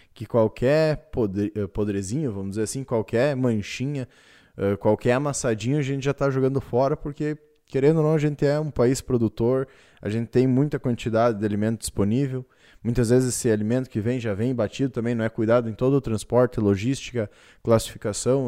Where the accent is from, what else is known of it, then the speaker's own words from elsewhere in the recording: Brazil; como brasileiros